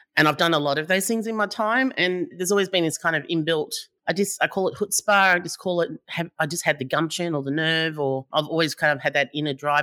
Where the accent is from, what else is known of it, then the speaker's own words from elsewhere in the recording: Howlong, New South Wales, Australia; also born or lived in Leeton, New South Wales / Sydney; So I was born in Leeton, New South Wales. I only lived there for a few years, and then, uh, my sort of really early childhood was in Sydney, and then we moved to Howlong, which is just outside of Albury